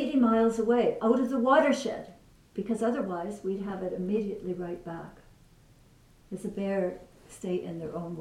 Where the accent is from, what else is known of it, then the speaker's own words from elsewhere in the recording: British Columbia, Canada; that's where I'm from British Columbia